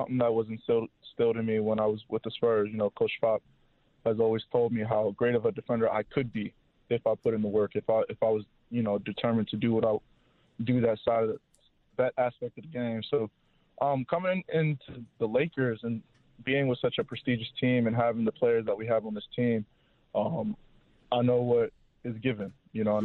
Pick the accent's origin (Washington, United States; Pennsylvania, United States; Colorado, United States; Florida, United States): Pennsylvania, United States; since I'm from Pennsylvania